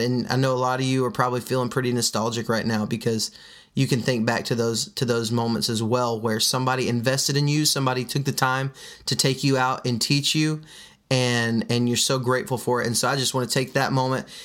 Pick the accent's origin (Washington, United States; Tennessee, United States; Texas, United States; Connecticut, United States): Texas, United States; Midland; now in Alabama, United States; I was raised in West Texas and Midland, Texas, to be exact